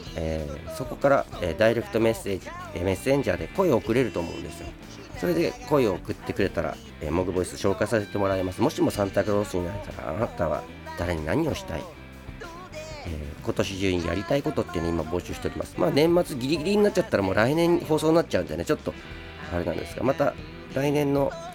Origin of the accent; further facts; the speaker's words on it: Sapporo, Hokkaido, Japan; moved away as an adult; also born or lived in Saitama; now in Tokyo, Japan; 北海道出身で北海道で生まれ育って21歳まで北海道にいてそれから今こっちに、えー、今は東京に住んでる